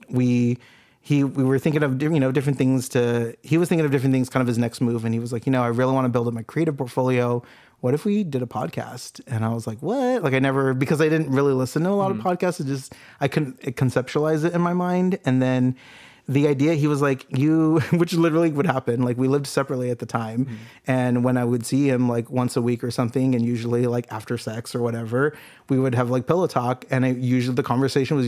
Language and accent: English; Santa Ana, California, United States; moved away as an adult; now in Long Beach, United States; I grew up in Santa Ana